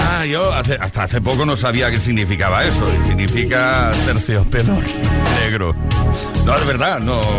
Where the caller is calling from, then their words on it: Galapagar, Community of Madrid, Spain; de Galapagar.